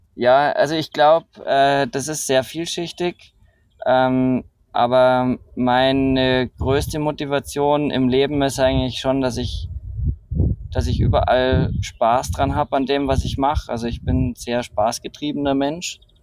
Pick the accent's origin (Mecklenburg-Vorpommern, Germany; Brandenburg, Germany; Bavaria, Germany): Bavaria, Germany; Rosenheim; geboren in äh, Rosenheim, äh, südlich von München, ähm, an den Bergen, bin in den Bergen, mit den Bergen aufgewachsen.